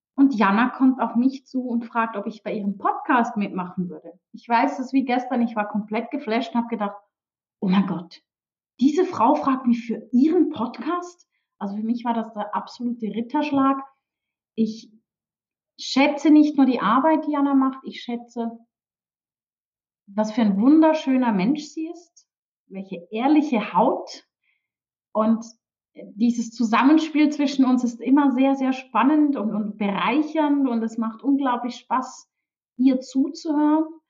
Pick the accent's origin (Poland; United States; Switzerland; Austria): Switzerland; Aufgewachsen wie Heidi komme ich auch tatsächlich aus der Schweiz.